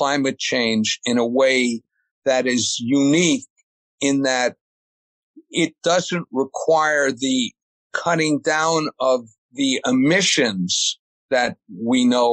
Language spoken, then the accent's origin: English; New York City suburbs, United States; I was born in New York City, and then my parents, we moved up to the suburb or out to the suburbs